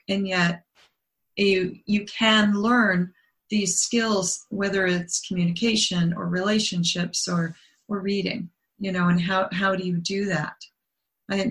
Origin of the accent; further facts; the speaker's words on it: Denver, Colorado, United States; also born or lived in Las Vegas, Nevada; now in Montana, United States; was also raised in the Rocky Mountains in Denver